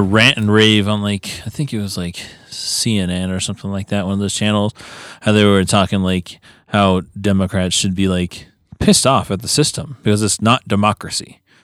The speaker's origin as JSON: {"language": "English", "country": "United States", "said": "being an American"}